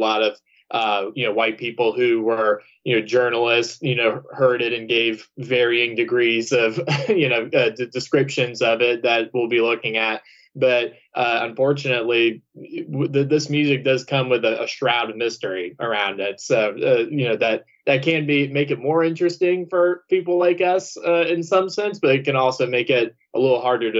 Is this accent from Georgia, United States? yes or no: yes; Georgia, United States; And so, and of course, I'm from the South. I mean, I'm from Georgia. My family, I'm sure, owned land and all that kind of stuff back then.